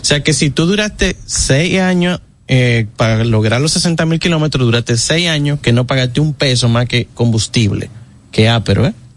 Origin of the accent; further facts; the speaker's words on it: Dominican Republic; aquí somos dominicanos